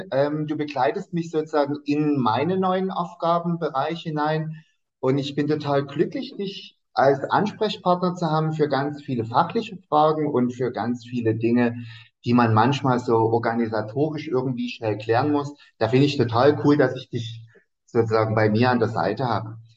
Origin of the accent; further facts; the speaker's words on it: Dresden, Saxony, Germany; Und ich sagte so, ich komme aus Dresden.